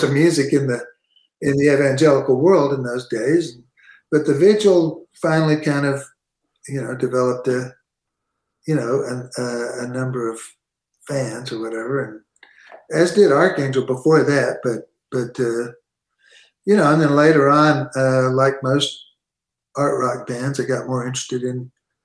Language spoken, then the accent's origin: English; San Antonio, Texas, United States; growing up in San Antonio, which is where I pretty much grew up